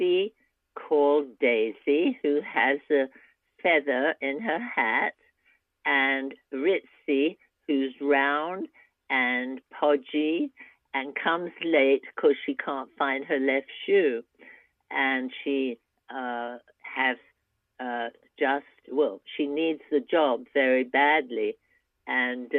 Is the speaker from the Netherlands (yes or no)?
no; England, United Kingdom; now in United States; I'm an immigrant from England